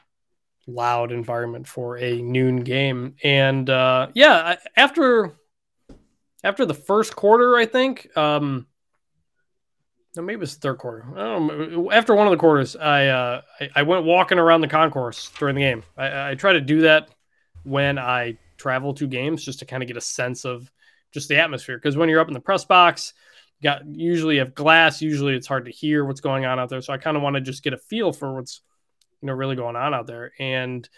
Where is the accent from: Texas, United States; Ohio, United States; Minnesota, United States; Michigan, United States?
Michigan, United States; Detroit; So I'm from Detroit, which is known for its Coney dogs.